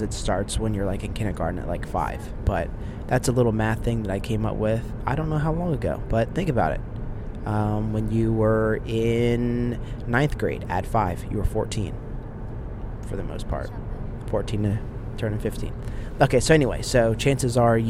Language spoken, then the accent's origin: English; Delaware, United States; also born or lived in Pennsylvania; I went to a school called Brader Elementary School. Shout out to everybody from Brader in Delaware.